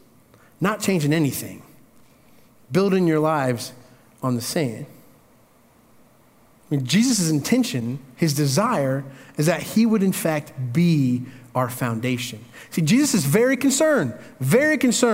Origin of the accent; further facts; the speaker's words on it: Indiana, United States; moved away; I grew up in Indiana. That's country